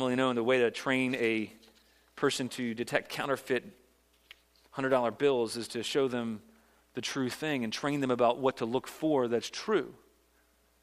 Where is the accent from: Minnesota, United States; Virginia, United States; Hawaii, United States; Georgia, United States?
Virginia, United States; now in South Carolina, United States; I grew up in Virginia. It's my home state, although I've now adopted South Carolina as my home state